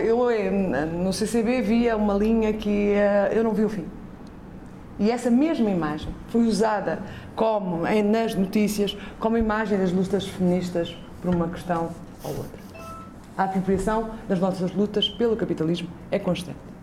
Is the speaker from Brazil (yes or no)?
no; Azores, Portugal; venho dos Açores, que é o olho do cu da Europa